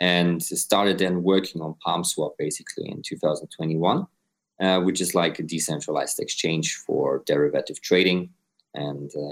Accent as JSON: {"language": "English", "country": "Austria", "moved": "yes", "lives_now": "Dubai, United Arab Emirates", "said": "I'm based in Dubai. I'm originally from Austria."}